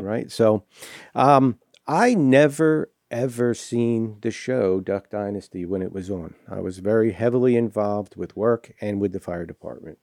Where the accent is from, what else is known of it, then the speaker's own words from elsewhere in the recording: Southern New Jersey, United States; moved away as an adult; now in West Monroe, Louisiana, United States; I was born and raised in New Jersey.